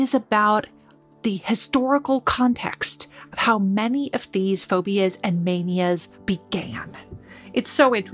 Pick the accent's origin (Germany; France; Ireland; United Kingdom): United Kingdom; I'm British. I live in London.